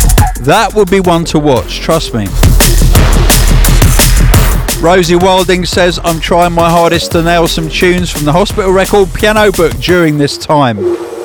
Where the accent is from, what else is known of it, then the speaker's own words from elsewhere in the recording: Czechia; English is a second language; I'm from the Czech Republic and the only flights back are from London now, so I have to get there and hopefully get on a flight to Prague to return home to my family